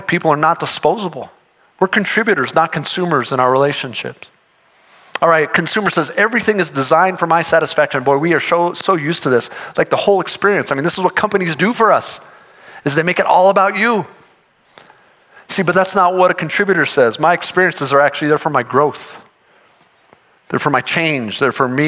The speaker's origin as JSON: {"language": "English", "town": "Denver", "region": "Colorado", "country": "United States", "tie": "born or raised there", "also_born_or_lived": "Fort Collins", "said": "I grew up in Denver, lived in Fort Collins for a long time"}